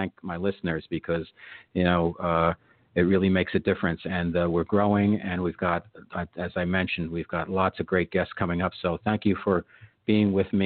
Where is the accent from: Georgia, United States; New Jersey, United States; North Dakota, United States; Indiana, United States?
New Jersey, United States; River Edge; I grew up in Bergen County, New Jersey, River Edge